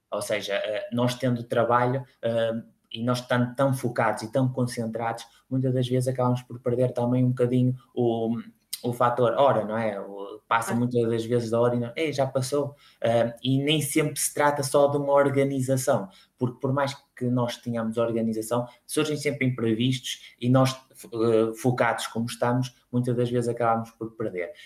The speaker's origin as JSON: {"language": "Portuguese", "town": "Espinho", "region": "Norte", "country": "Portugal", "tie": "born or raised there", "said": "sou natural de, de Espinho, uma cidade à beira-mar"}